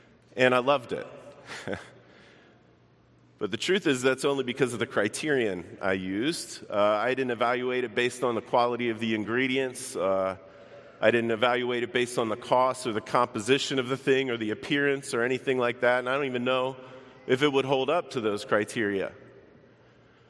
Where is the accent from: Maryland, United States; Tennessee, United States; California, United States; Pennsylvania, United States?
Maryland, United States; Baltimore; moved away as an adult; now in Chicago, United States; I grew up in Baltimore. I only lived there about 18 years or so of my life